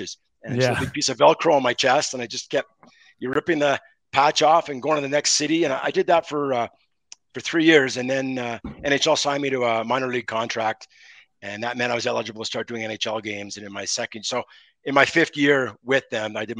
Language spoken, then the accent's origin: English; Montreal, Quebec, Canada; I grew up in Montreal